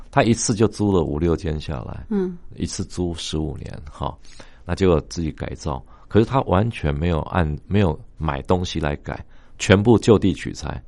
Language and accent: Chinese; Taiwan; 我们台湾人